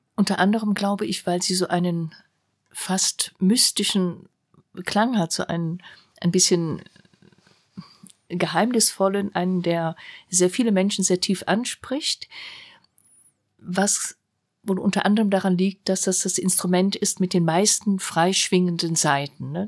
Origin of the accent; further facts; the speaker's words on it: Germany; dass ich Deutsche war